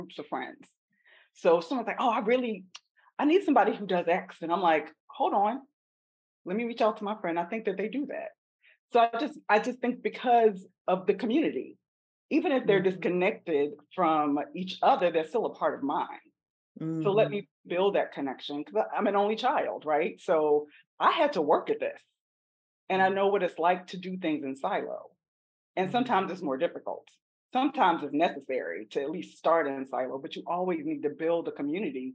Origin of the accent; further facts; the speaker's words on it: South Carolina, United States; I'm from South Carolina, so I'm a country Southern Black woman.